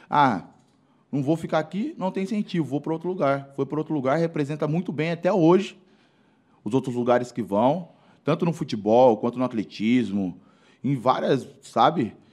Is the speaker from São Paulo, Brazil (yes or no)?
yes; Mairinque, São Paulo, Brazil; Pô, também sou de Mairink. Cidade tão pequena.